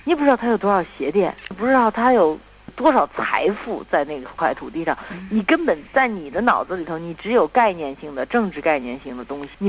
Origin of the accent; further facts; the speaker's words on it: United States; 作为我们在七十年代美国长大的孩子的话呢，都会有一点这种嬉皮的因素在里头。